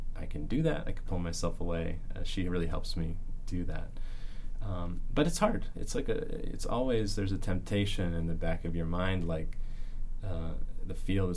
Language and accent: English; Arizona, United States; moved away as an adult; now in North Carolina, United States; I am originally from Arizona